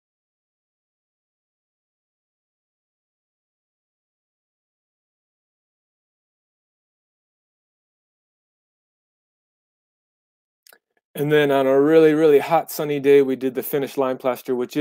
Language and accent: English; United States; moved away as an adult; also born or lived in Japan; I was born in the United States